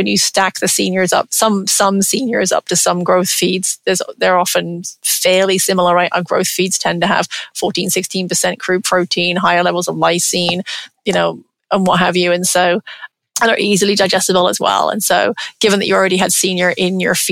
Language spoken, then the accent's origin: English; England, United Kingdom; moved away; I'm English, grew up in England